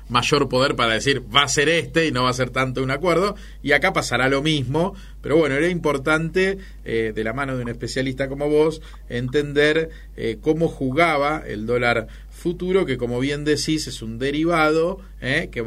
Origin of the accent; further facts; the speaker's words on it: Argentina; viviendo en la Argentina y siendo argentino